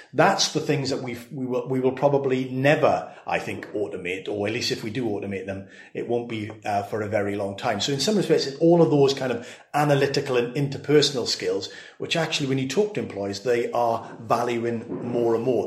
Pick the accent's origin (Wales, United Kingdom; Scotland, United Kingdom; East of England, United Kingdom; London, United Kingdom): Wales, United Kingdom; Swansea; my hometown of Swansea